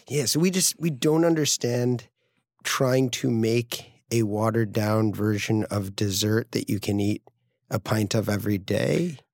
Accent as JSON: {"language": "English", "town": "Greenwich", "region": "Connecticut", "country": "United States", "tie": "born or raised there", "also_born_or_lived": "San Francisco / upstate New York / Brooklyn", "moved": "as an adult", "said": "Greenwich Point, where I grew up in Connecticut"}